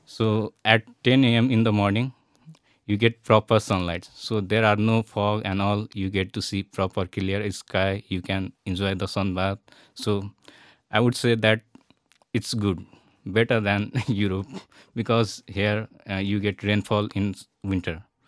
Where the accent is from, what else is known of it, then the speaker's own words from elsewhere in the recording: Nepal; also born or lived in India / Italy; now in Wroclaw, Poland; I'm from Nepal because I don't look like from Nepal